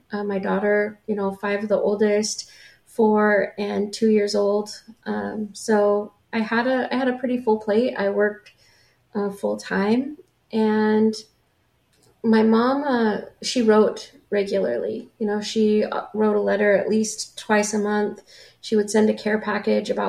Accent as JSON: {"language": "English", "town": "La Grande", "region": "Oregon", "country": "United States", "tie": "born or raised there", "also_born_or_lived": "Olympia, Washington", "moved": "as an adult", "said": "my hometown where I grew up in La Grande, Oregon"}